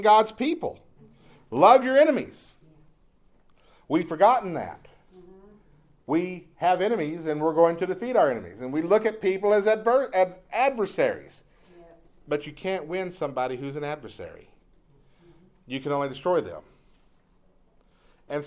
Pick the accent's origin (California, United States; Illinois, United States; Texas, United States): Texas, United States; East; when I was a kid, growing up in East Texas